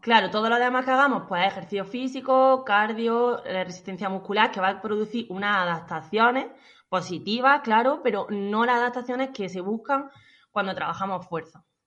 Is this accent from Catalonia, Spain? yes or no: no; La Carolina, Andalusia, Spain; soy de la Carolina, de un pueblo de Jaén